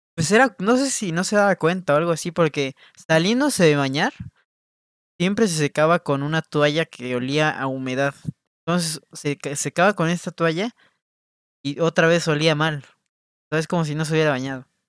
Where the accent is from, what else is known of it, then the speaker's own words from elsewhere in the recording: Mexico; como mexicano